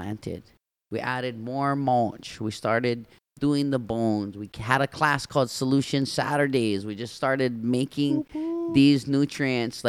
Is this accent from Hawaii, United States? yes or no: yes; Waianae, Hawaii, United States; growing up in Waianae, I was influenced by these farmers and my grandpa